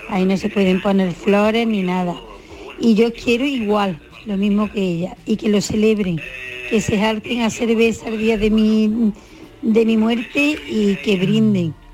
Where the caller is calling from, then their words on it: Córdoba, Andalusia, Spain; Buenos días, Jesús y compañía. yo … de Córdoba.